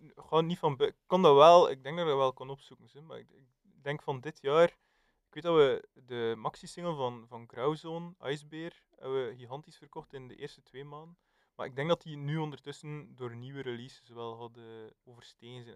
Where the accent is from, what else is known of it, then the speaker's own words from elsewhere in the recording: West Flanders, Belgium; als West-Vlaming